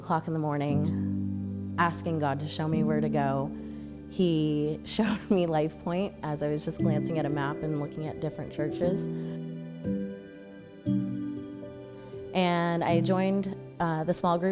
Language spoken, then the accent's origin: English; Seattle, Washington, United States; moved away as an adult; now in San Antonio, United States; I am originally from Seattle, Washington. I came to San Antonio December 2nd, 2018